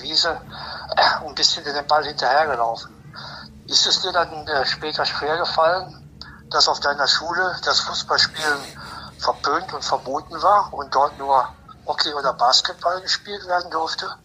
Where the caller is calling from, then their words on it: Düsseldorf, North Rhine-Westphalia, Germany; ich rufe an aus Düsseldorf